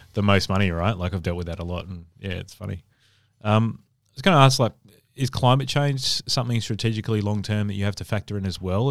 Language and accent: English; Adelaide, South Australia, Australia; moved away; I'm from Adelaide originally